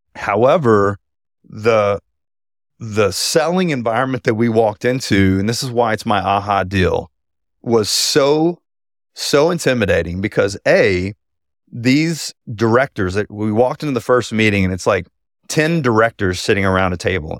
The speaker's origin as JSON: {"language": "English", "town": "Houston", "region": "Texas", "country": "United States", "tie": "born or raised there", "said": "my hometown of Houston"}